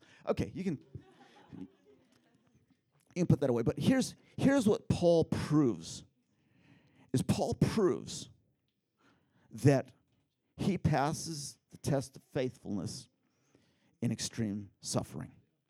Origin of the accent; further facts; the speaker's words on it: Philippines; back when I was a kid in the Philippines, you guys know that I grew up in the Philippines in a little tribal group.